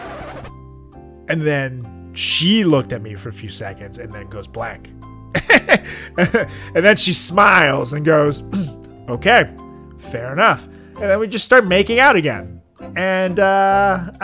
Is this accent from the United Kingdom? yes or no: no; Venezuela; moved away; From Venezuela.